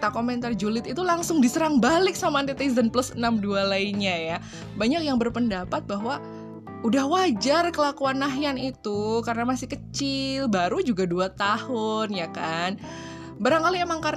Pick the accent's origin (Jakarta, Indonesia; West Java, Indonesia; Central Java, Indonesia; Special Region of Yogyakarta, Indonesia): Central Java, Indonesia; Surakarta; aku itu lahir gede di Solo ya asli wong Solo loh aku ini.